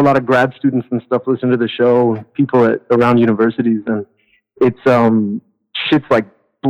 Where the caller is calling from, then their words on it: France; I'm calling from... I'm calling from France.